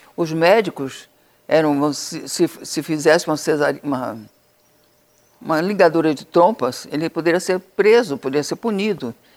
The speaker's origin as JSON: {"language": "Portuguese", "region": "Amazonas", "country": "Brazil", "tie": "born or raised there", "said": "Amazonas, que era minha terra. Era minha terra de origem"}